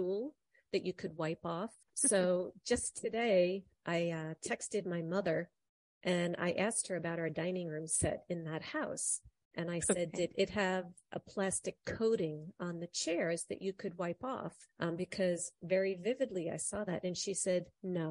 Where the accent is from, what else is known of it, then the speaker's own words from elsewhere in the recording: New York, United States; in our kitchen growing up in New York